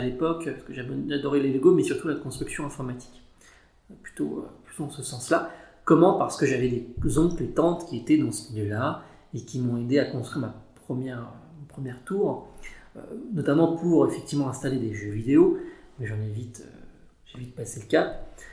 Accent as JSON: {"language": "French", "town": "Paris", "region": "Île-de-France", "country": "France", "tie": "born or raised there", "said": "je suis un Parisien de souche. J'ai plutôt grandi dans l'Est l'Est parisien, dans le 19e arrondissement plus précisément."}